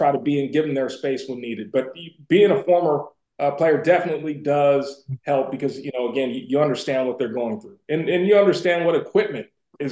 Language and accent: English; Bay Area, California, United States; we both grew up in the Bay Area.